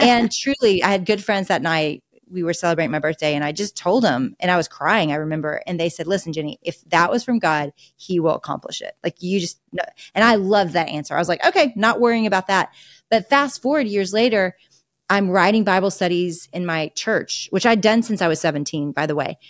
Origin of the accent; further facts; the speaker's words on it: Arkansas, United States; I am a deep Razorback raised in Arkansas and went to the University of Arkansas